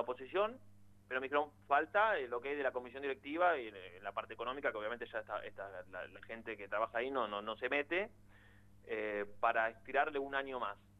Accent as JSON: {"language": "Spanish", "region": "Buenos Aires", "country": "Argentina", "said": "yo soy de Villaluro"}